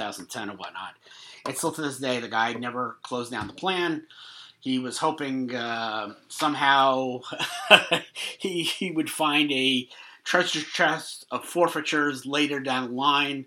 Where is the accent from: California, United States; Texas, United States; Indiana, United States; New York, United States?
New York, United States; moved away; I'm from New York